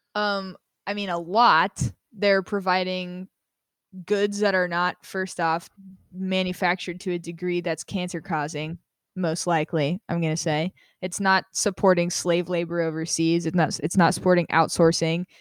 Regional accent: Las Vegas, Nevada, United States; I grew up in Las Vegas

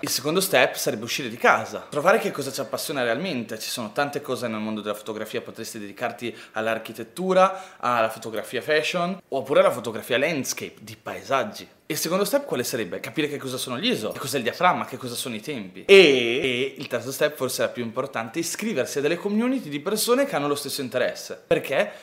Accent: Ferrara, Emilia-Romagna, Italy; io vengo da Ferrara

